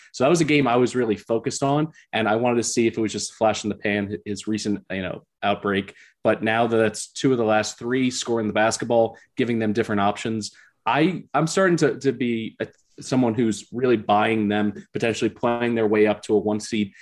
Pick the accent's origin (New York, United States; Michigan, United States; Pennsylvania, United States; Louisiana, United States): Pennsylvania, United States; Philadelphia; also born or lived in Baltimore, Maryland; I grew up in Philly, uh, about three blocks from St. Joe's